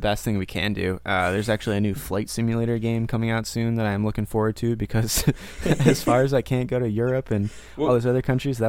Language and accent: English; Maine, United States; moved away as an adult; also born or lived in Portland, Maine; now in Tallahassee, United States; Carl's in Portland, Maine, where I actually used to live. We're both from Maine. I recently moved to Florida. So I'm in Tallahassee